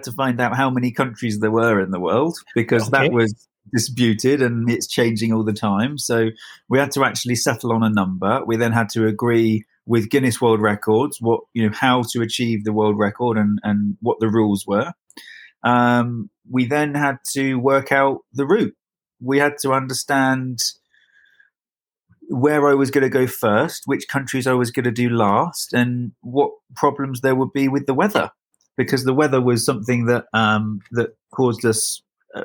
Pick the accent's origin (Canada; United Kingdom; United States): United Kingdom; being British